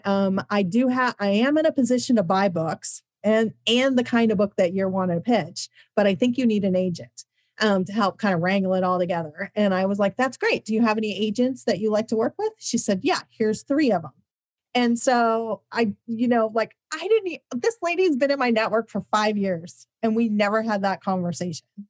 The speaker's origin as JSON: {"language": "English", "region": "Midwest", "country": "United States", "said": "I'm from the Midwest."}